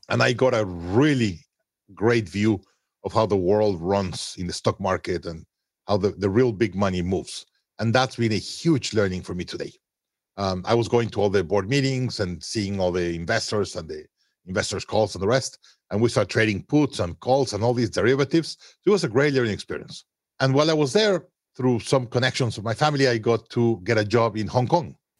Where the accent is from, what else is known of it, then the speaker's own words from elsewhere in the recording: Mexico City, Mexico; moved away as an adult; also born or lived in Monterrey, Mexico; I was born in Monterrey, Mexico, grew up in Mexico City.